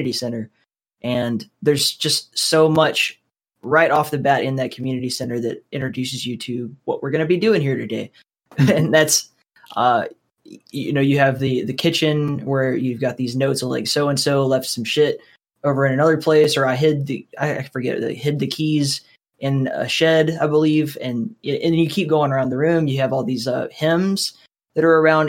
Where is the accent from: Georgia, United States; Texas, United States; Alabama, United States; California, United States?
Alabama, United States; I'm from Alabama, so it was like University of Alabama or Auburn was like that forever.